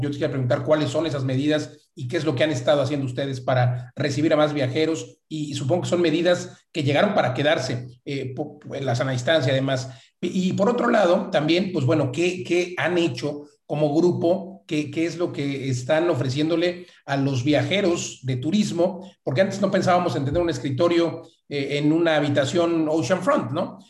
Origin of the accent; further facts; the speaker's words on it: Mexico; somos los mexicanos que estamos viajando dentro de México